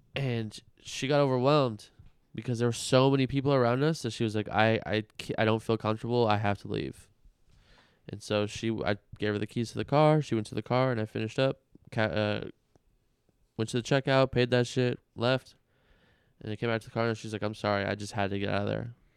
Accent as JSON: {"language": "English", "town": "Las Vegas", "region": "Nevada", "country": "United States", "tie": "born or raised there", "said": "growing up in Vegas our whole lives"}